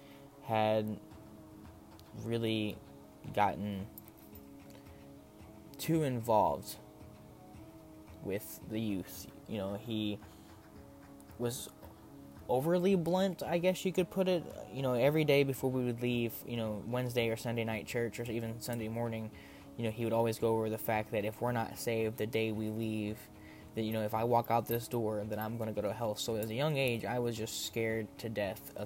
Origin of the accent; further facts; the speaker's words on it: Texas, United States; Coming from a small town in Texas